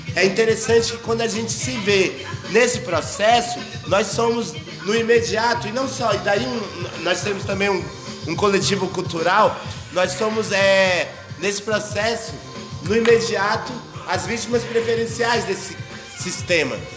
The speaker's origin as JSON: {"language": "Portuguese", "country": "Brazil", "said": "eu sou brasileiro"}